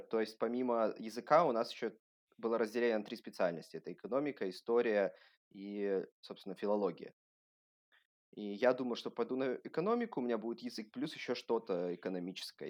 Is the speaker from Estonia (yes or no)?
no; Vladivostok, Primorsky Krai, Russia; moved away as an adult; also born or lived in Shanghai, China; now in Germany; я сам родился во Владивостоке, всю жизнь там, ну, не всю жизнь, там до каких-то 22 лет я там жил.